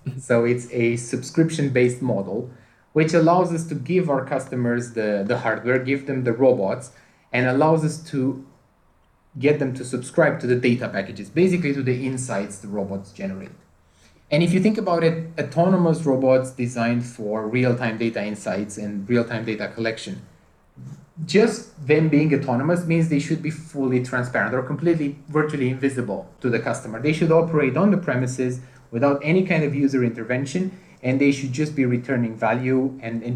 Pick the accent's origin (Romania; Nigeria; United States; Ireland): Romania; now in United Kingdom; I'm originally from Romania